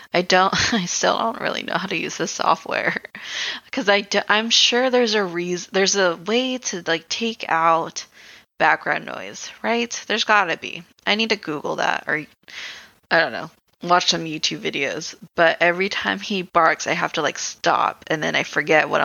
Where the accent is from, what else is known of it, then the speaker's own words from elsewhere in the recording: Philippines; I'm Filipino.